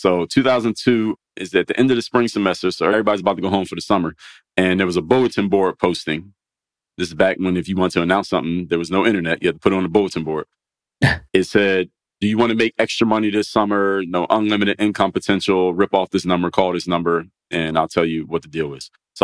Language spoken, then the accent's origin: English; Philadelphia, Pennsylvania, United States; I come from Philadelphia